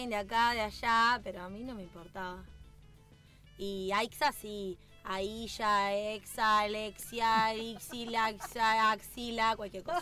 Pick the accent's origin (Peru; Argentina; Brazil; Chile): Argentina; Bariloche, Río Negro; Hace dos años que estoy dentro del ambiente del automovilismo, vengo de Bariloche